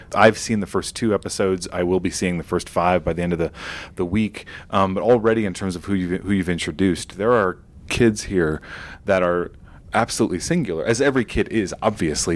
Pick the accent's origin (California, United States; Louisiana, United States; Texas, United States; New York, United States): New York, United States; my own experience growing up in New York